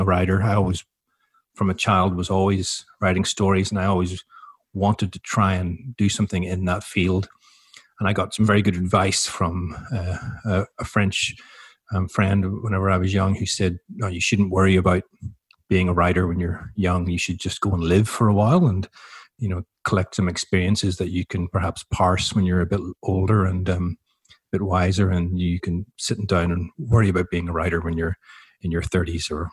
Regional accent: Belfast, Northern Ireland, United Kingdom; moved away as an adult; also born or lived in Newcastle; now in Melbourne, Australia; I was born in Belfast in 72, so right in the height of the Troubles

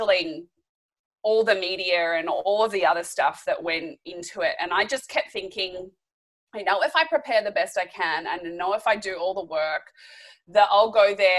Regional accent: Australia; as an Aussie

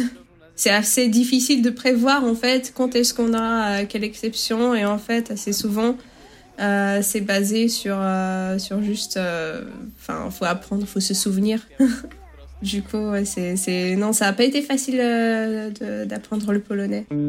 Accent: Chablais, French Alps, Auvergne-Rhône-Alpes, France; moved away as an adult; also born or lived in Paris, France; now in Bydgoszcz, Poland; Je viens, je viens du Chablais, en fait, en France, euh, des Alpes, les Hautes-Alpes

